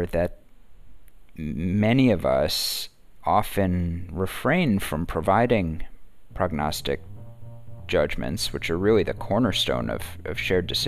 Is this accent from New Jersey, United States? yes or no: yes; New Jersey, United States; moved away as an adult; I grew up in North Jersey, right outside Manhattan